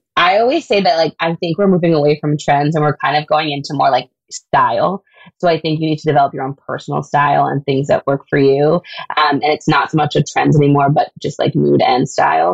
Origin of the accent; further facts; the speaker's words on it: Canada; being a Canadian designer